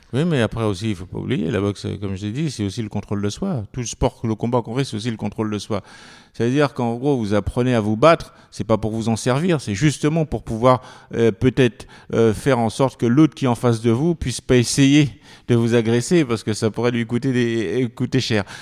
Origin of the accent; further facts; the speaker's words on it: France; also born or lived in French Antilles; je suis arrivé, j'avais six ans en, métropole, je suis venu rejoindre mon père, j'ai vécu en banlieue